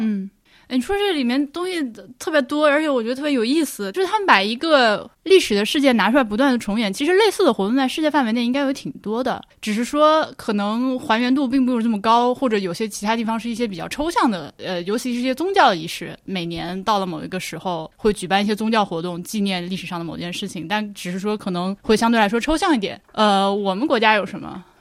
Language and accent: Chinese; China; moved away; 我作为一个中国人，就外国人这样去看